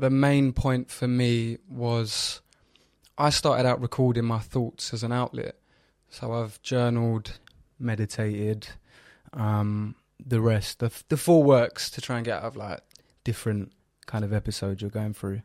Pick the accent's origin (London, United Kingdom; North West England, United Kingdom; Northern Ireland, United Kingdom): London, United Kingdom; I'm from North East London